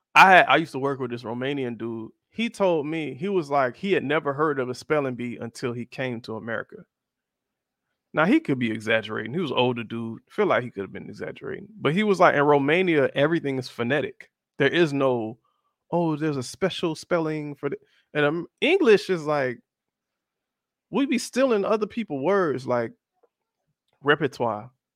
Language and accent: English; South Florida, United States; I'm from South Florida, and I am of the darker hue